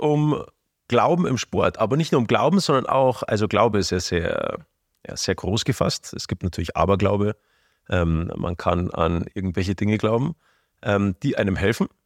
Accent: Bavaria, Germany; wir kommen ja aus Bayern, gell, und da unten im Süden

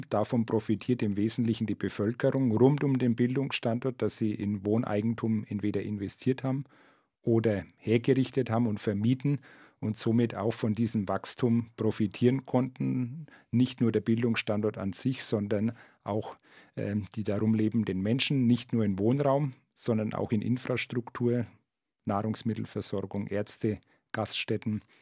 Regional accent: Nuremberg, Bavaria, Germany; Ich bin in Nürnberg zur Schule gegangen. Ich war es gewohnt, dass ich mich überall hinbewegen konnte, äh, fast zu so jeder Tages- und Nachtzeit.

